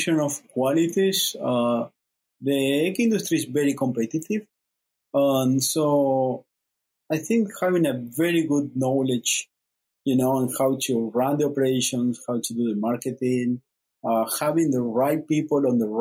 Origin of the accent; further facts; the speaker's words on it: Uruguay; moved away; I'm originally from Uruguay